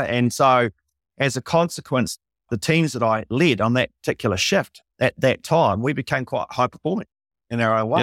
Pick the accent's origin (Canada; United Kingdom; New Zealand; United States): New Zealand; Invercargill, Southland; moved away as an adult; also born or lived in Wellington; I'm nineteen. I'm from Invercargill. I've never been out of town.